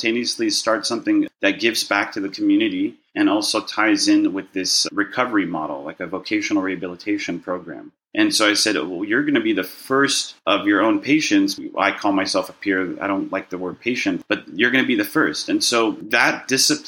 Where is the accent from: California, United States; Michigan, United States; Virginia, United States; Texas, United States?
California, United States; Los Angeles; also born or lived in Burbank, California; I was born in Burbank, California. I wish I could say I was born in another country and make it very exotic, but no, it's just Burbank, California. And I grew up in a Jewish neighborhood in Westwood